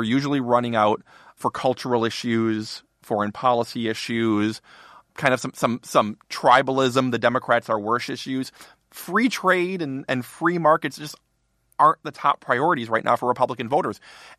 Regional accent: Wisconsin, United States; moved away; Oh, from my home state.

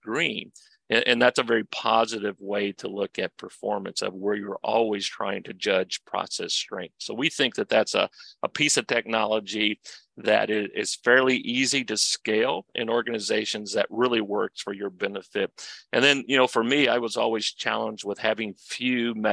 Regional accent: Kentucky, United States; I'm from Kentucky

